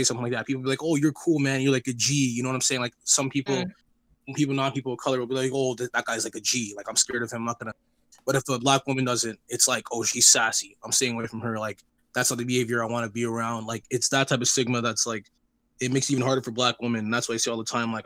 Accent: Toronto, Ontario, Canada; also born or lived in Scarborough; I was born in Jane Finch. I grew up with a lot of Black friends

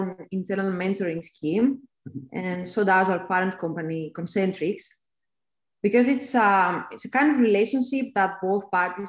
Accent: Greece; moved away; I am a Greek expat

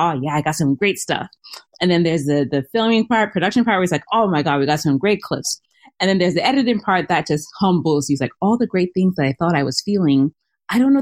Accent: Cameroon; now in Minnesota, United States; I am originally from Cameroon, which is West Africa

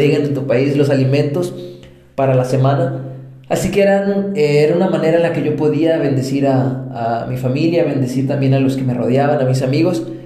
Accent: Mexico; moved away as an adult; also born or lived in Colombia; soy mexicano de nacimiento y colombiano de corazón

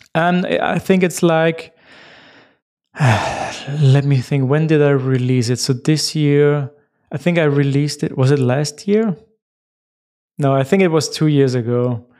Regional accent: Austria; first language German; English is a second language; I'm from Austria

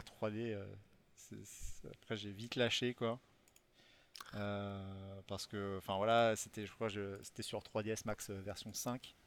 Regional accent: Rochefort, Nouvelle-Aquitaine, France; je viens de, de Rochefort-sur-Mer, de La Rochelle

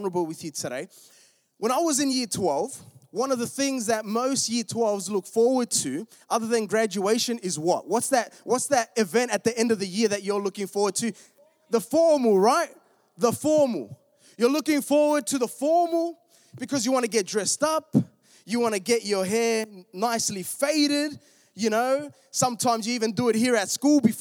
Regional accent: Melbourne, Victoria, Australia; I'm from Melbourne. We were in the southeast

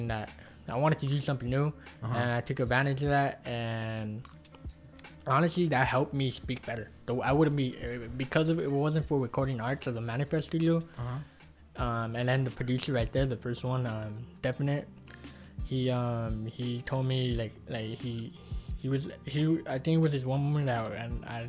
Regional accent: Wilmington, United States; my own hometown school

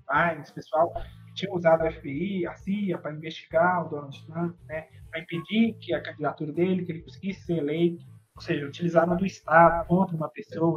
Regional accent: Belo Horizonte, Minas Gerais, Brazil; nós que somos de Minas, né? De BH especificamente

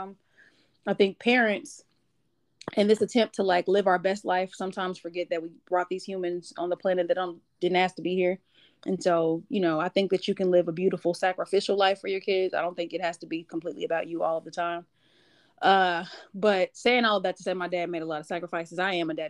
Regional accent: Wichita, Kansas, United States; moved away as an adult; now in Atlanta, United States; growing up in Wichita

